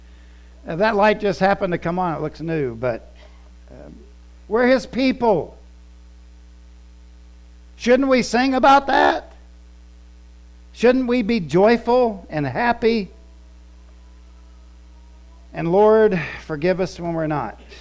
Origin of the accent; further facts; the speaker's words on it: Florida, United States; also born or lived in Columbus, Ohio / West Virginia (family) / Scotland (ancestry); I claim from, I'm Ohio, because I was born in Columbus. Then moved to Florida when I was little, 5 years old.